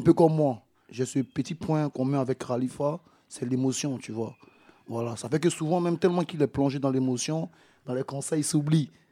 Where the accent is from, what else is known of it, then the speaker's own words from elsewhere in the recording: Abidjan, Côte d’Ivoire; now in Paris, France; je suis d'Abidjan